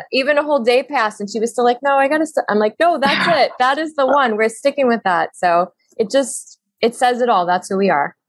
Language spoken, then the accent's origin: English; New York City, New York, United States; we're from Brooklyn